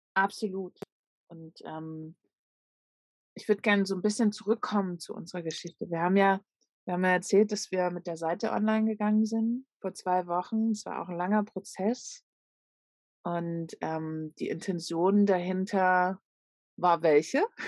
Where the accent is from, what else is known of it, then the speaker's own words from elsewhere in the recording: Leipzig, Saxony, Germany; von meiner Heimatstadt